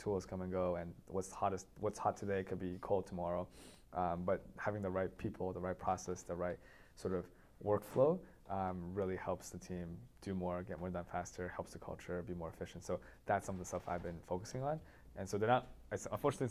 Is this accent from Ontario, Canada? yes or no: yes; Toronto, Ontario, Canada; also born or lived in San Francisco, United States / Waterloo, Canada; I grew up mostly in Toronto, and I went to Waterloo as well.